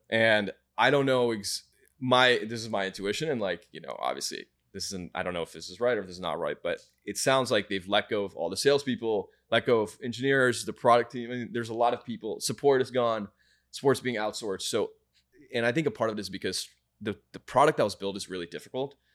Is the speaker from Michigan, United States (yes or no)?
yes; Michigan, United States; moved away as an adult; I grew up in Michigan